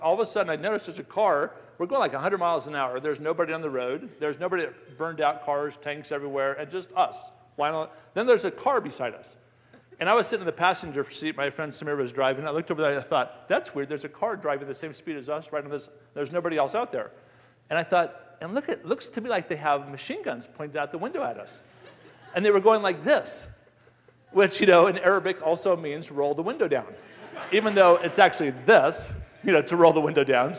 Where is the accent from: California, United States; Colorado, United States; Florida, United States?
Colorado, United States; Colorado Springs; Fort Carson, where I grew up